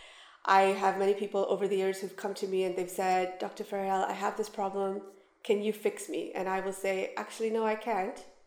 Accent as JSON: {"language": "English", "country": "Canada", "moved": "as an adult", "lives_now": "Dubai, United Arab Emirates", "said": "I studied in Canada, where we're from"}